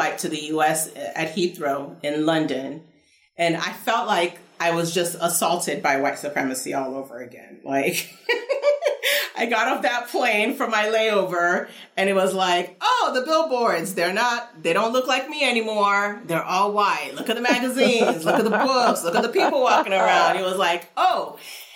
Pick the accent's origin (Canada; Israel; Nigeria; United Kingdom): Nigeria; moved away; also born or lived in United States / Kentucky; my earliest memories are from after we moved to Nigeria